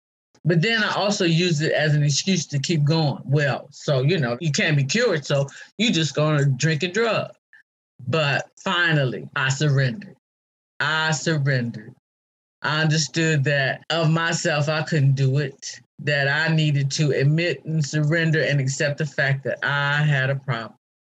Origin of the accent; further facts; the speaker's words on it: Ohio, United States; moved away as an adult; also born or lived in Atlanta / Cincinnati / Washington, D.C.; now in Baltimore, United States; because I lived in Atlanta, I lived in Cincinnati, I lived in D.C., and now I'm in Baltimore, and I'm from Ohio.